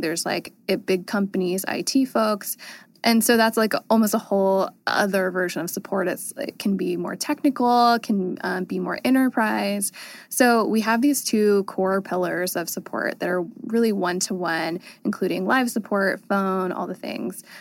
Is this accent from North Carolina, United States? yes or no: yes; North Carolina, United States; I grew up in North Carolina, and there wasn't a lot to do.